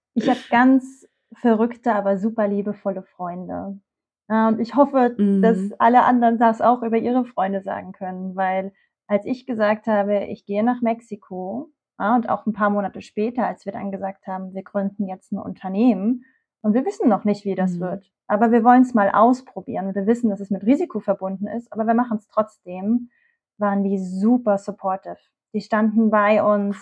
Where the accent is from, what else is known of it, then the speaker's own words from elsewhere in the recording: Usedom, Mecklenburg-Vorpommern, Germany; moved away; Ich bin eigentlich auf Usedom groß geworden.